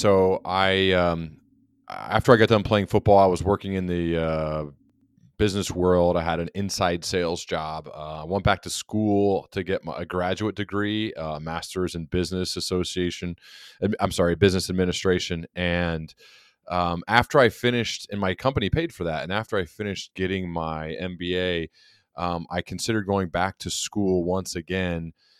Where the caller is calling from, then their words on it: Dayton, Ohio, United States; I'm joining you from Dayton, Ohio.